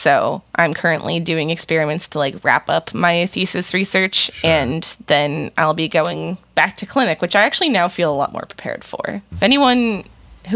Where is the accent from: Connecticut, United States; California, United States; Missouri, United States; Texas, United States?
Connecticut, United States; moved away as an adult; now in St. Louis, United States; Originally I'm from the East Coast. I'm from Connecticut.